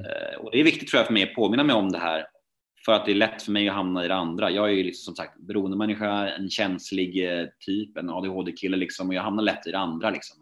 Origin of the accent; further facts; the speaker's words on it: Värmdö, Stockholm County, Sweden; moved away as an adult; also born or lived in Södermalm, Stockholm; min uppväxt och min barndom ute på Värmdö